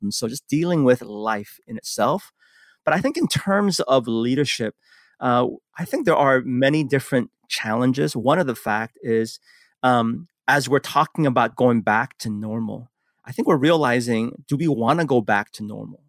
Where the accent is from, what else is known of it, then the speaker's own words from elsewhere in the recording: San Francisco, California, United States; also born or lived in Seoul, South Korea; immigrated to the United States when I was six years old, grew up in San Francisco.